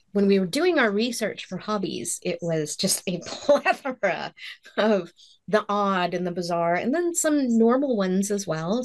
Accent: Kentucky, United States; I'm from Kentucky

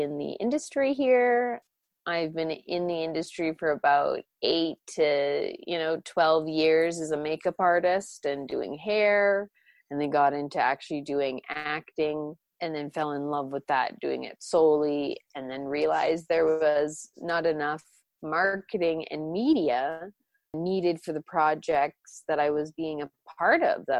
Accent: Canada; also born or lived in Romania; My background is Jewish and Orthodox Catholic from my Romanian side, but I grew up in Canada, Anglican

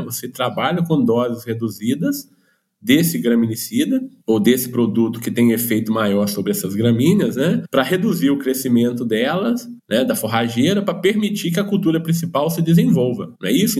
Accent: Minas Gerais, Brazil; como um bom mineiro aqui

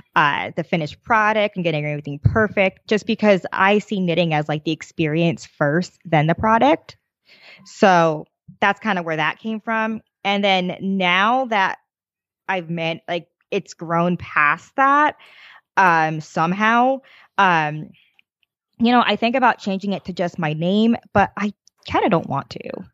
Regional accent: New Jersey, United States; I grew up in New Jersey

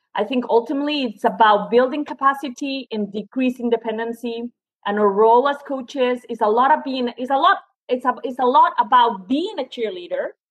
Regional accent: Spain; moved away as an adult; also born or lived in France / Suffolk, Virginia; now in United States; I'm originally from Spain, went to a French university

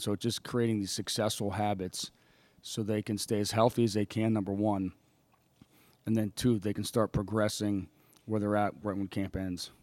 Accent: State College, Pennsylvania, United States; moved away as an adult; my hometown, State College, Pennsylvania

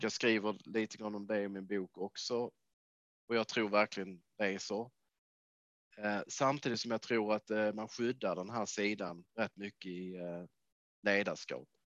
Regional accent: Lund, Skåne, Sweden; moved away as an adult; also born or lived in Trelleborg / Bjärred / Canada / United States; now in Manchester, United Kingdom; Kommer mm. ifrån Skåne, så jag kommer från Trelleborg från början har växt upp i Lundatrakten

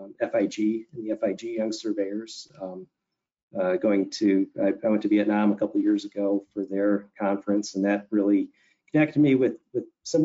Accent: Southeast Michigan, United States; moved away as an adult; also born or lived in Ohio / Washington, D.C.; I grew up here in Southeast Michigan

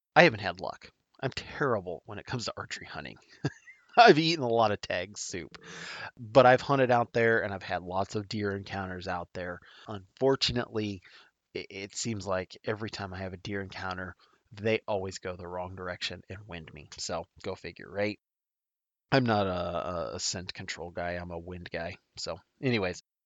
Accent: Nebraska, United States; my home state of Nebraska

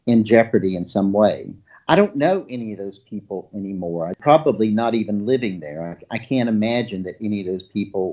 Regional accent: Deep South, United States; growing up in the Deep South

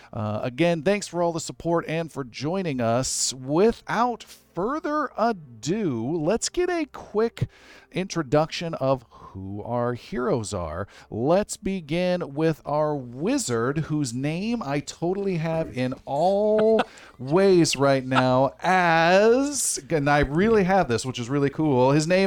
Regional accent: Arizona, United States; I'm from Arizona.

